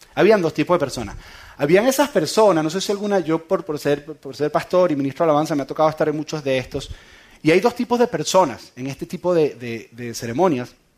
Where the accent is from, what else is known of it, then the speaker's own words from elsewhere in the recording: San Antonio de los Altos, Miranda, Venezuela; En San Antonio de los Altos, de donde yo soy